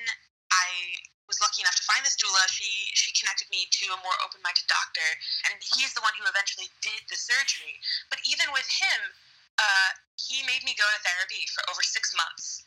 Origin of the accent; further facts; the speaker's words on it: New York City, New York, United States; accent: American; moved away as an adult; also born or lived in Scotland; now in South Korea; I'm American. I'm from New York City, and I lived in Scotland for about 2 years, and now I'm living in South Korea